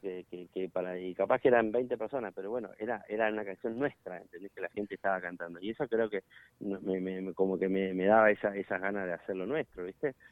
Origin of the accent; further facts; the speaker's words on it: Allen, Río Negro, Argentina; somos de Allen